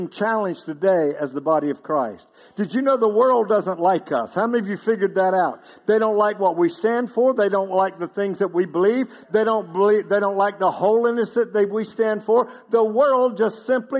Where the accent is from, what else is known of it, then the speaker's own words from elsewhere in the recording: Outer Banks of North Carolina, United States; moved away; I grew up on the Outer Banks of North Carolina.